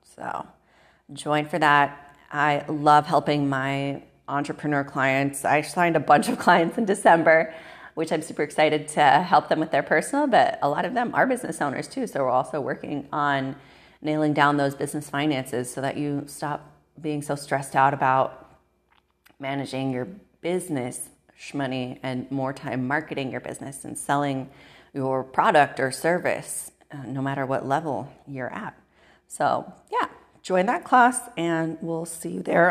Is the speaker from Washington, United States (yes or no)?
yes; Moses Lake, Washington, United States; I grew up in Moses Lake, Washington